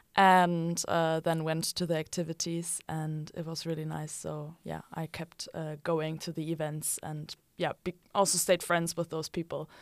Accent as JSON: {"language": "English", "country": "Germany", "moved": "yes", "lives_now": "Utrecht, Netherlands", "said": "I'm from Germany"}